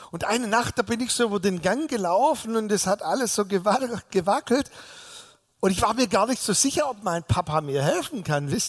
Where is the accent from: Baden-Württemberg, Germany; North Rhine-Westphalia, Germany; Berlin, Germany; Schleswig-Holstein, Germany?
Baden-Württemberg, Germany; Balingen; ich bin ja nicht hier in der Gegend groß geworden, sondern im sogenannten Zollernalbkreis in Balingen, da bin ich geboren.